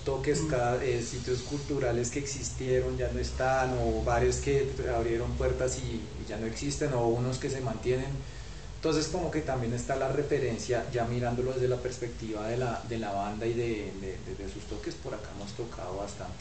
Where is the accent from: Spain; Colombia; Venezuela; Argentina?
Colombia; Bogotá; como bogotanos uno siempre tiene unos lugares de circulación